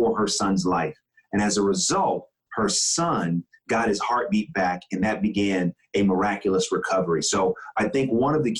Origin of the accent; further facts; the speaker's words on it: Bay Area, California, United States; moved away; I come from the Bay Area